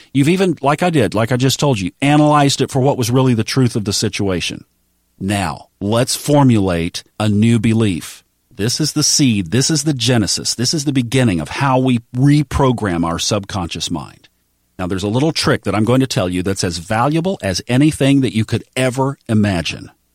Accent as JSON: {"language": "English", "town": "Tulsa", "region": "Oklahoma", "country": "United States", "tie": "born or raised there", "said": "the Baptist church where I grew up in Tulsa, Oklahoma"}